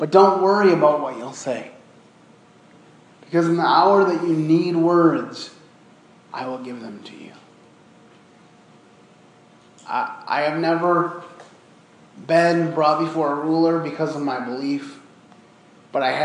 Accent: Michigan, United States; growing up in Michigan

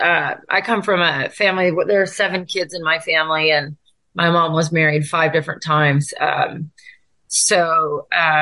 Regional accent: Tacoma, Washington, United States; I was born and raised in Tacoma, Washington to my parents.

